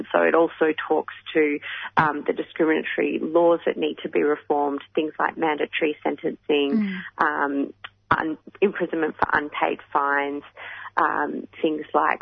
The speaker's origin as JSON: {"language": "English", "country": "Australia", "said": "this is part of who we are as Australian"}